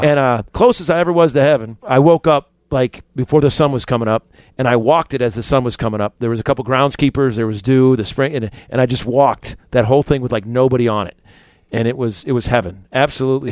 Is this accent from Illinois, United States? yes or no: yes; Chicago, Illinois, United States; moved away; also born or lived in Little Rock, Arkansas; I'm from Chicago because I'm from Chicago.